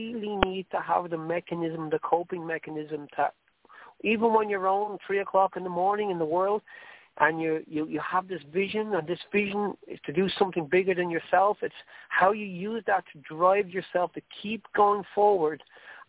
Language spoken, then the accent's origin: English; Ireland; accent: Irish; I'm not going to excuse my Irish accent. I love being Irish